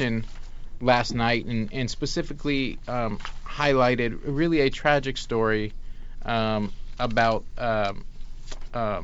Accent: Los Angeles, California, United States; moved away; also born or lived in New York; I often claim New York, but I grew up in Los Angeles

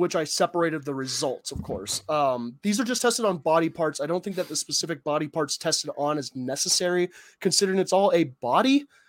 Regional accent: Tucson, Arizona, United States; I grew up in Tucson, Arizona, where the temperature would regularly reach 125 degrees just in the open air.

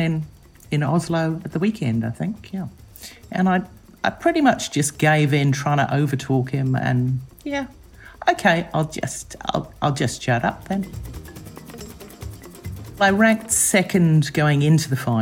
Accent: New Zealand; I'm from New Zealand

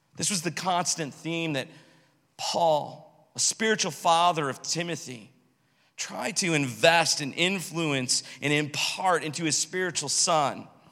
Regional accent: United States; My passport tells me that I'm from America

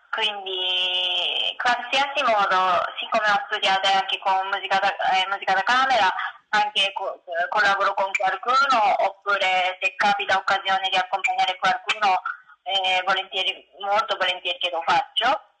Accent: Japan; Italian is a second language; moved away as an adult; also born or lived in Tokyo, Japan; now in Italy

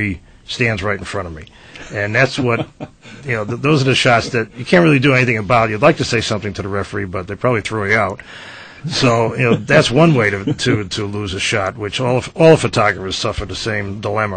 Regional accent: Providence, Rhode Island, United States; now in Willimantic, United States; I'm from Providence, the Federal Hills section

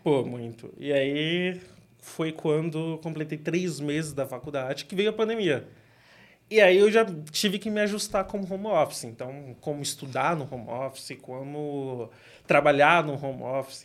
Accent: São Paulo, Brazil; sempre cresci criado no Grajaú, quebrado amado

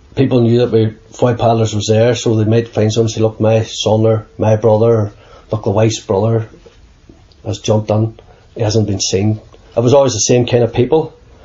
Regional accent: Dublin, Leinster, Ireland; also born or lived in South Africa; I was born in South Africa and left in an orphanage and by a white sailor, apparently. So the Irish missionary nuns named me …, which is South African for boatman or sailor. And they took me then when I was about a year and a half back to Dublin in Ireland

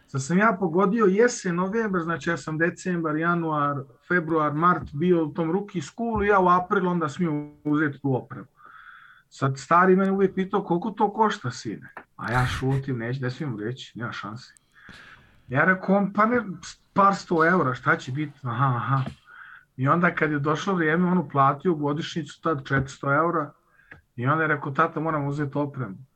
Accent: Vienna, Austria; also born or lived in Podvrda, Republika Srpska; rođen i odrastao sam u Beču, da. Moj otac došao već kao klinac sa 9 godina u Austriji, a rodom sam iz eh, sela Podvrda, Republika Srpska.

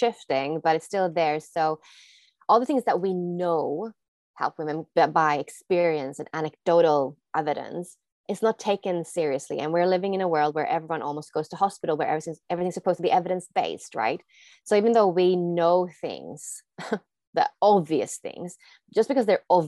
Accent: Sweden; moved away as an adult; also born or lived in Australia; I am from Sweden

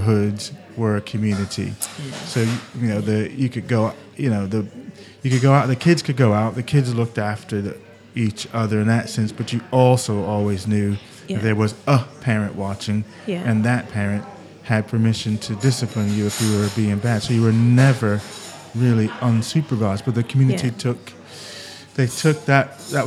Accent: United States; also born or lived in Britain; now in United Kingdom; being American and living in Britain

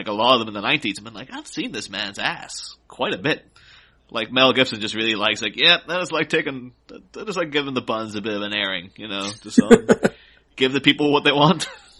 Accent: Ireland; I grew up in Ireland, so, like, right next to the UK

